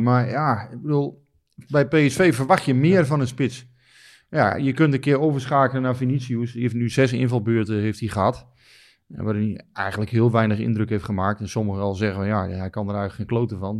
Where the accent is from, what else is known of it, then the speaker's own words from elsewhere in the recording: Netherlands; wij als Nederlanders